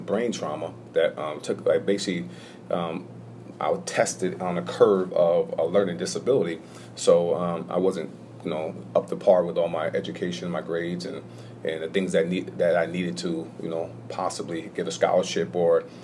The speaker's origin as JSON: {"language": "English", "town": "Hudson", "region": "New York", "country": "United States", "tie": "born or raised there", "said": "born and raised in Hudson, New York"}